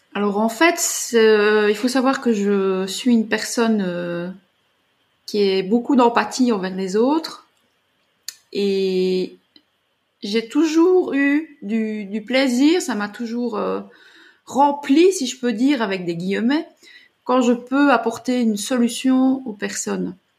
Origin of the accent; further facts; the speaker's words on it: Belgium; je suis originaire de Belgique